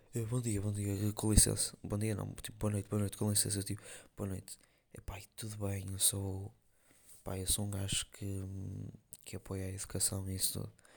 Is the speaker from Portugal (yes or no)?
yes; Porto, North, Portugal; accent: northern (Porto); eu ser do Norte e não sei o que, do Porto